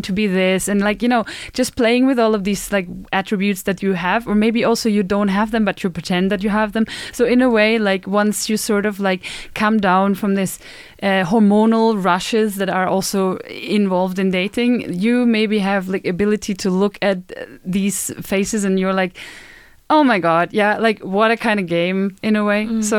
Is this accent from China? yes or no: no; Germany; now in Sweden; I come from Germany